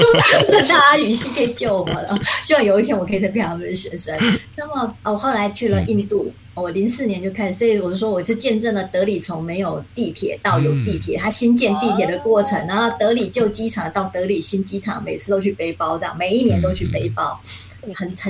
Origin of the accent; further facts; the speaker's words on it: Taiwan; first language Hakka; 我在有读幼稚园以前，我不会讲所谓的华语，我只会讲客语跟跟台语。